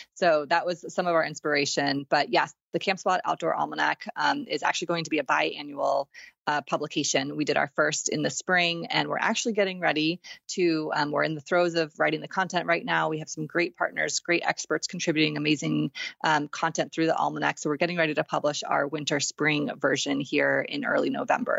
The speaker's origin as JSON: {"language": "English", "region": "Texas", "country": "United States", "tie": "born or raised there", "said": "I grew up in Texas"}